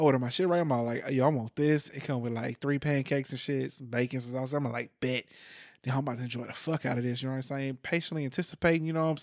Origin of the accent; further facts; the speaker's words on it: Houston, Texas, United States; I'm from Houston